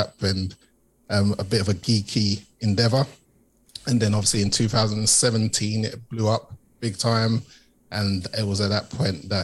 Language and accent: English; London, United Kingdom; I'm from East London originally, typical working class background, East London